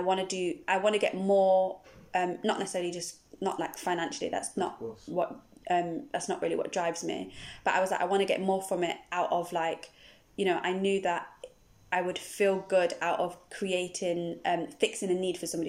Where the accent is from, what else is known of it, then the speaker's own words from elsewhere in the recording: Nottingham, East Midlands, United Kingdom; moved away as an adult; now in Bristol, United Kingdom; originally from Nottingham, but I live here in Bristol. I've lived in Bristol for about uh, 16 years now